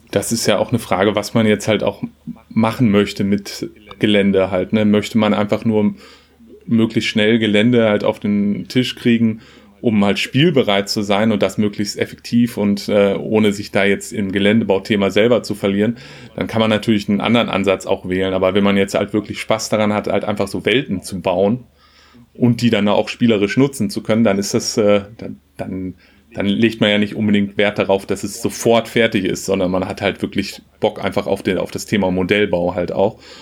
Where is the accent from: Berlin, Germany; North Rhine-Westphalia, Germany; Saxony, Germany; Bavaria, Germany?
North Rhine-Westphalia, Germany; Lüdinghausen; also born or lived in Hannover / Hamburg; ich komme aus Lüdinghausen äh, im schönen Münsterland zwischen Dortmund und Münster, habe aber auch in Hannover gewohnt